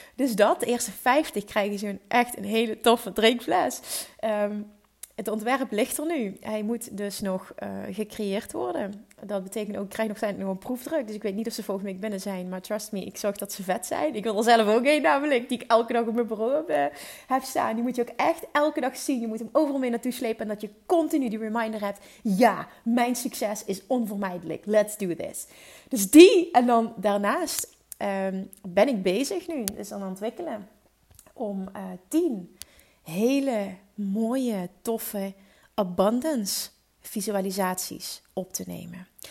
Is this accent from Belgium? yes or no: no; Netherlands; Ik ben in Nederland geboren